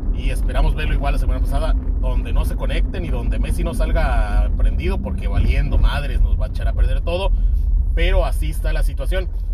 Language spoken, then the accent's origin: Spanish; Mexico; los que somos mexicanos y de los alrededores